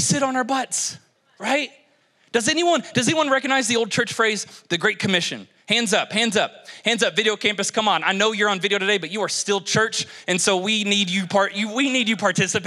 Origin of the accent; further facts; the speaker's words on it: Kentucky, United States; moved away; I'm from Kentucky. We were simple people.